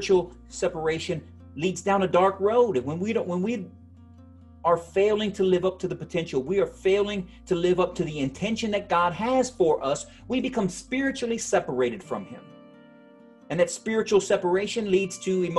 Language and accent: English; United States; we are an American people